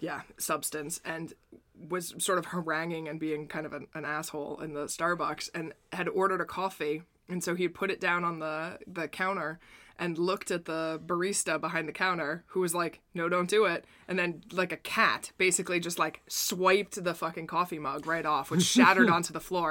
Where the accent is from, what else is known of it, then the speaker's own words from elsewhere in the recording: United States; now in Delft, Netherlands; As an American